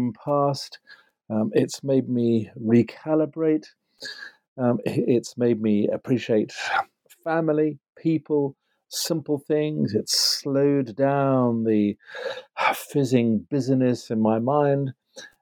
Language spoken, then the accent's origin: English; Yorkshire and the Humber, United Kingdom; moved away; also born or lived in Oxford; I grew up in Yorkshire in the north of England